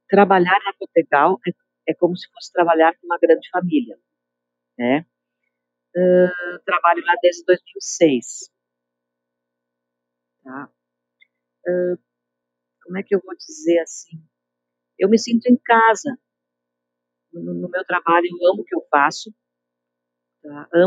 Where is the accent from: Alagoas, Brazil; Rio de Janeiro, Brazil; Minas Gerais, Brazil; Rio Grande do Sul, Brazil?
Rio Grande do Sul, Brazil; Caxias do Sul; tenho 60 anos, nasci e cresci em Galópolis.